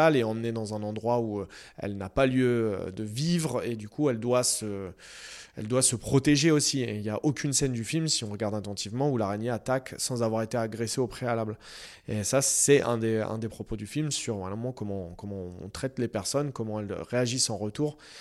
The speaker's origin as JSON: {"language": "French", "town": "Noisy-le-Grand", "region": "Île-de-France", "country": "France", "tie": "born or raised there", "said": "je viens de Noisy et puis j'ai grandi, euh, voilà, euh, j'ai grandi à deux pas de ces immeubles-là"}